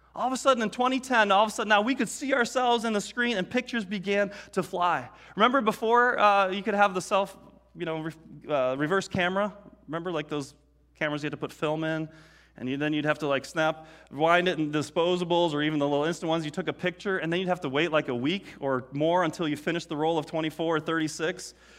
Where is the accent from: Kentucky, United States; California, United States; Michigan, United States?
Michigan, United States; Detroit; growing up in Detroit